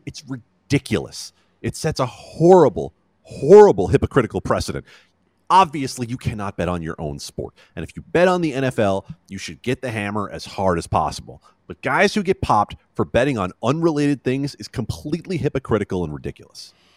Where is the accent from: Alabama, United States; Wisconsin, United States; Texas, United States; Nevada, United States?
Nevada, United States; Las Vegas; I moved to Vegas as a kid, and I understand that growing up in Vegas as a kid